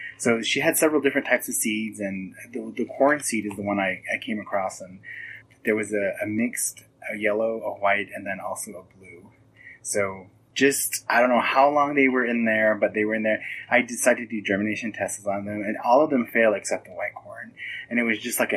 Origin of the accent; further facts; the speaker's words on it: Ganado, Arizona, United States; I'm originally from Ganado, Arizona, located in the northern part of Arizona on the Navajo Reservation.